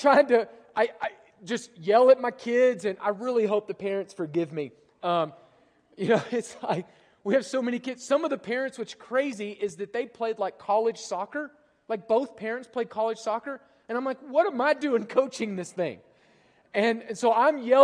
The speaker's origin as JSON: {"language": "English", "country": "United States", "also_born_or_lived": "Europe", "said": "as an American"}